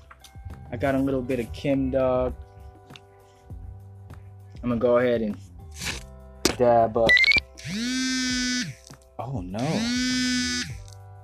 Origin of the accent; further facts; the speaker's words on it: West Coast, United States; I'm from the West Coast